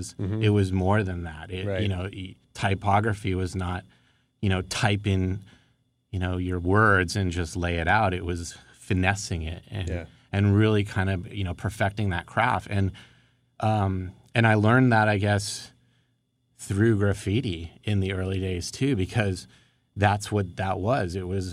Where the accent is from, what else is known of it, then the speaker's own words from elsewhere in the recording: Woodland Hills, California, United States; I grew up in Woodland Hills in the San Fernando Valley. And I grew up on the south side of Ventura Boulevard.